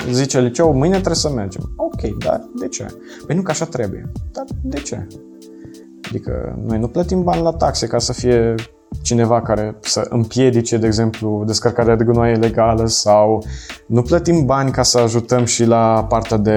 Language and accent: Romanian; Moldavia, Romania; now in Cluj-Napoca, Romania; mulți dintre noi aleg uh, Clujul, care sunt din Moldova, și pentru că vor să aibă un pic mai multă libertate de părinți.